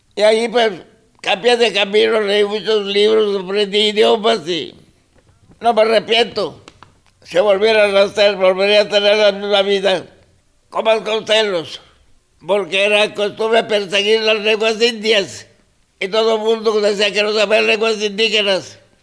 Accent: Mexico; Spanish is a second language; soy mexicano

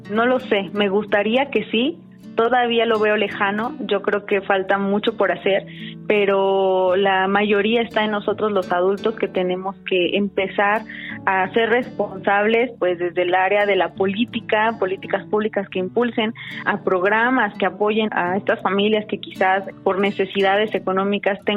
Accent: Mexico City, Mexico; tengo 29 años y soy de la Ciudad de México.

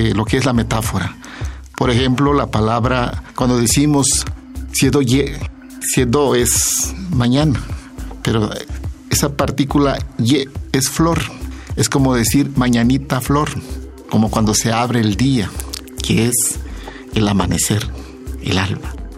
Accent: Asunción Ixtaltepec, Oaxaca, Mexico; first language Zapotec; Spanish is a second language; El zapoteco que es mi lengua materna

